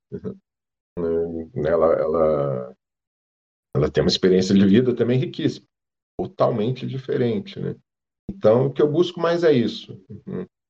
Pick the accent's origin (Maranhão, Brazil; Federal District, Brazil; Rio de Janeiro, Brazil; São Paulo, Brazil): Rio de Janeiro, Brazil; moved away as an adult; also born or lived in Petrópolis; eu sou, sou carioca, né? Morei lá no Rio, mesmo capital, até os 28 anos.